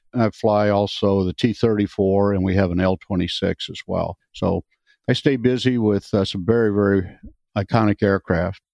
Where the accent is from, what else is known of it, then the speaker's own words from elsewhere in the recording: Wisconsin, United States; moved away as an adult; I'm from Wisconsin originally. I grew up on a dairy farm, so that was first 20 years of my life or so.